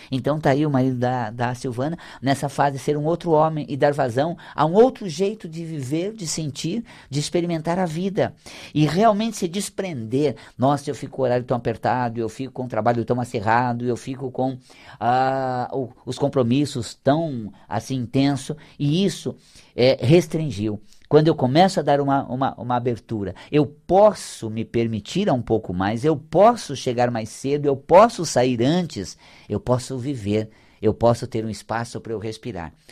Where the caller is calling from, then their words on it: São Paulo, Brazil; aqui de São Paulo. Aqui da nossa é capital mesmo.